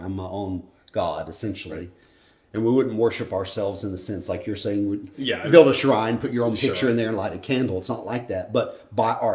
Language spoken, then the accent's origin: English; United States; I'm an American.